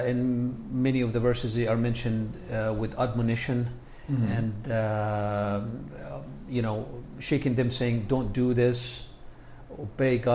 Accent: Egypt; now in United States; I was born and raised in Egypt. My family immigrated to the U.S. and I continued my education.

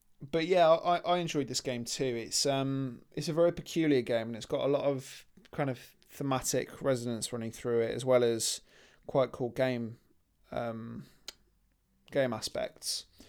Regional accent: United Kingdom; So we're British, so we complain.

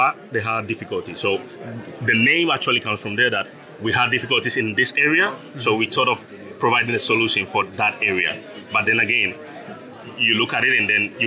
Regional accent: Ghana; moved away as an adult; now in Zaragoza, Spain; I was born and raised in Ghana.

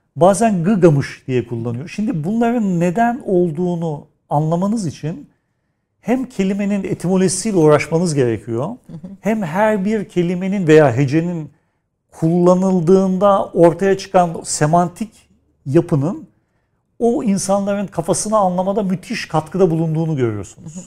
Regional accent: Istanbul, Turkey; doğduğum yer Kadırga, büyüdüğüm yer Nişancı

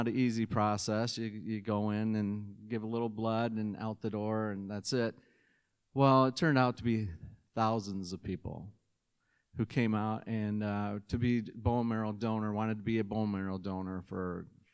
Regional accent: Holland, Michigan, United States; now in Zeeland, United States; I grew up basically on the north side of Holland, but moved to Zealand

